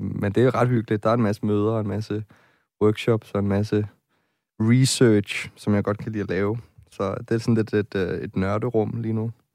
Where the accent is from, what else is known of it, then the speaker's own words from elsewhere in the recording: Nyborg, Southern Denmark, Denmark; moved away as an adult; now in Copenhagen, Denmark; jeg kommer fra en provinsby, jeg kommer fra Nyborg på Fyn